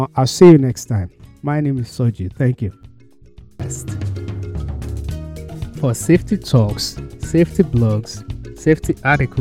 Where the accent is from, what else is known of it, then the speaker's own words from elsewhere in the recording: Nigeria; moved away; back home, because I came from Nigeria.